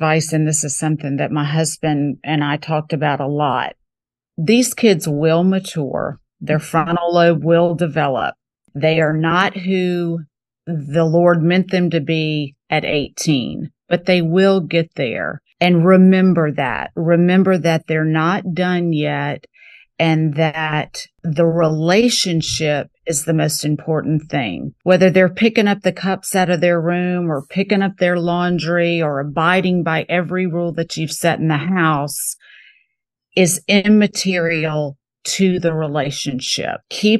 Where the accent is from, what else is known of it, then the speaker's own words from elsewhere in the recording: Mississippi, United States; now in New Orleans, United States; You can't be from Mississippi and, you know, live in New Orleans without appreciating antiques.